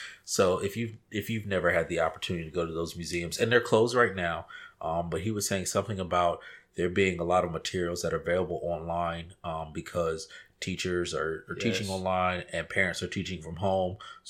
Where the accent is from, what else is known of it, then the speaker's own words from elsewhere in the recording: Virginia, United States; I'm from Virginia